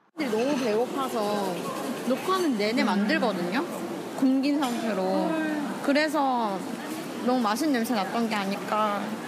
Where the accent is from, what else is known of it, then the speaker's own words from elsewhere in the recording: Seoul, South Korea; 제가 서울 사람이란 걸